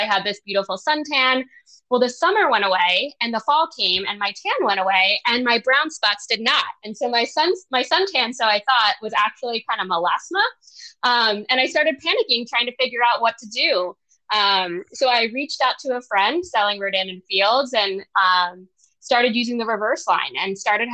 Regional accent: Philadelphia, Pennsylvania, United States; now in Maryland, United States; I'm from Philadelphia, Pennsylvania

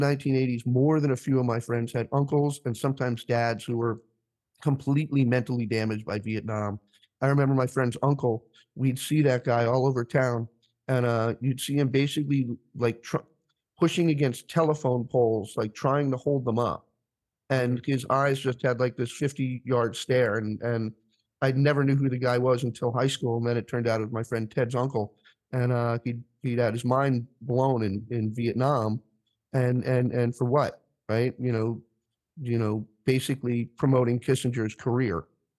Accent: Newport, Rhode Island, United States; growing up in the 1980s, you know, I grew up in Newport, Rhode Island

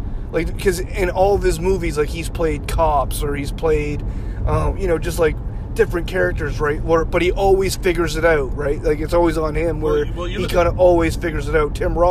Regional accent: Canada

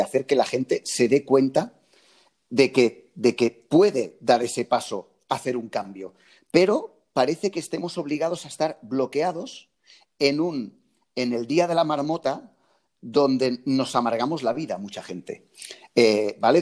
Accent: near Lloret de Mar, Catalonia, Spain; aquí en Lloret de Mar, al lado de, mi pueblo

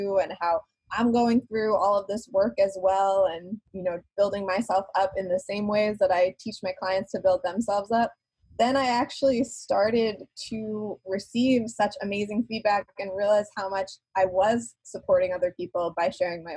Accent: New York, United States; moved away; I'm originally a New Yorker

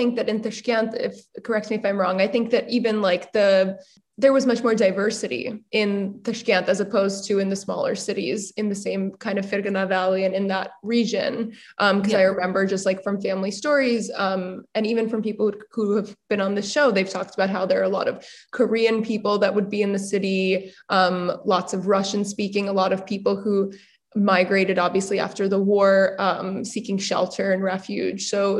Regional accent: Dushanbe, Tajikistan; like, oh yes, I'm from Dushanbe, like you cannot, I'm not going to waver from that.

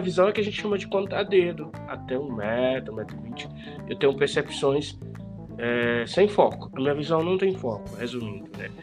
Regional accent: Bom Jesus, Piauí, Brazil; moved away as an adult; now in São Paulo, Brazil; eu moro aqui em São Paulo há 25 anos, mas saí de Bom Jesus aos 20 anos de idade

